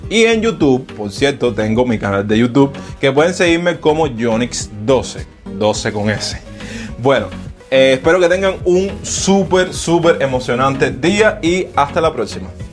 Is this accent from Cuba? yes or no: yes; Cuba; en mi país, que es Cuba